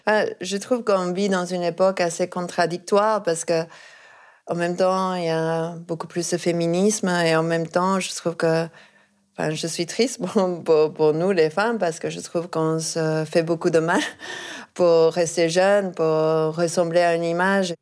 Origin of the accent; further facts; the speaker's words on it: Argentina; moved away; je viens d'Argentine